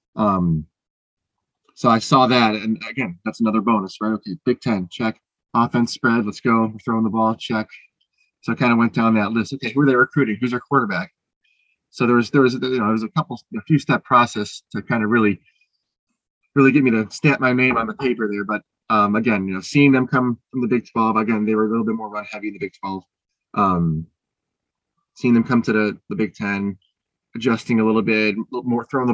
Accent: Illinois, United States; I'm from Illinois.

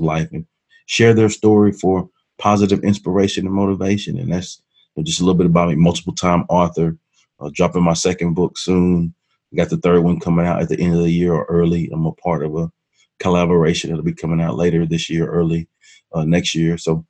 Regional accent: Hearne, Texas, United States; also born or lived in Dallas, Texas; Growing up in my family and in my hometown of Hearn, Texas

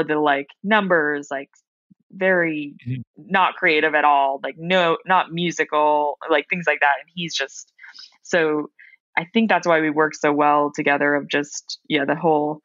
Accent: New Hampshire, United States; moved away; I came from New Hampshire, like super small town, very conservative

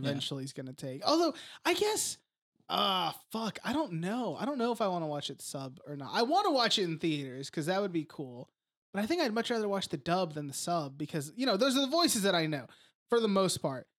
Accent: United States; whenever I was a kid growing up in America

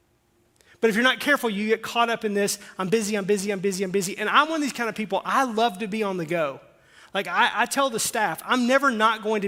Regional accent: Arkansas, United States; I'm from Arkansas

